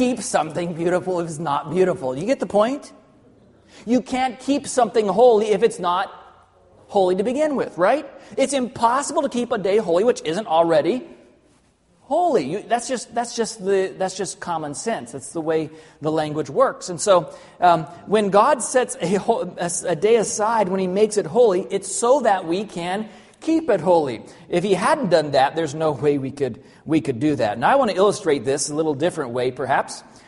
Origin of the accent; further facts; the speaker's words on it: Arkansas, United States; also born or lived in Southern California; even though I was born in Southern California, most of my life, I lived in Arkansas.